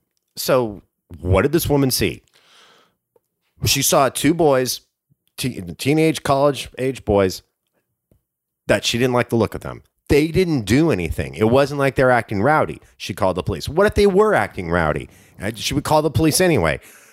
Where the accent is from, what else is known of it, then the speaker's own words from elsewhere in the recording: Orange County, California, United States; I am from behind the orange curtain.